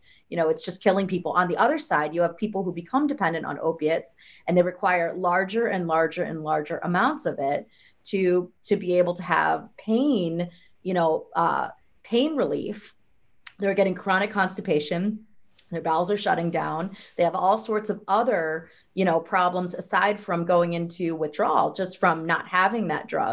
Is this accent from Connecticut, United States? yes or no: no; Ohio, United States; moved away; I'm from the Midwest. I'm actually from Ohio, and I have a lot of family members and friends at home